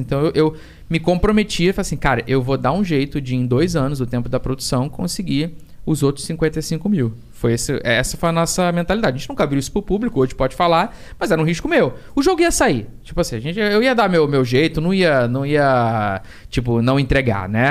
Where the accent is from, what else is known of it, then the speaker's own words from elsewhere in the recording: Rio de Janeiro, Brazil; tijucano, que nem eu